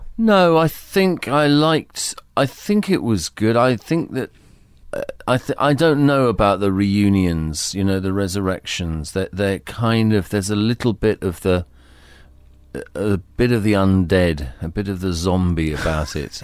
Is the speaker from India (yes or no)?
no; United Kingdom; the environment was Britain in the early and mid nineteen fifties